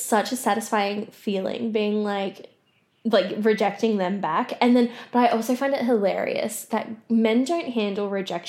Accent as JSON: {"language": "English", "area": "South Gippsland", "region": "Victoria", "country": "Australia", "tie": "born or raised there", "said": "Like, I grew up in South Gippsland and stuff."}